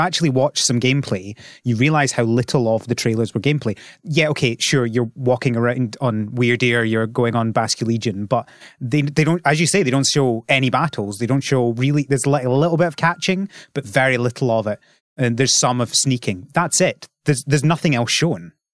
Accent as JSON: {"language": "English", "region": "Scotland", "country": "United Kingdom", "said": "I'm from Scotland"}